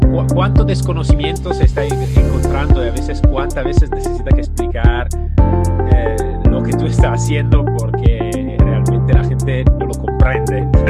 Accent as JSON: {"language": "Spanish", "country": "Italy", "second_language": "Spanish", "said": "yo soy italiano"}